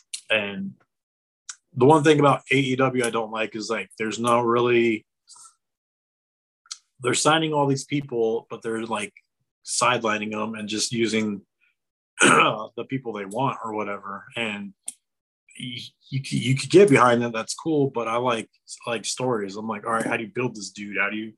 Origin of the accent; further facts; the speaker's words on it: Arizona, United States; also born or lived in New Mexico / Amarillo, Texas / Las Vegas; I grew up like in Arizona, New Mexico, Amarillo, and then Las Vegas.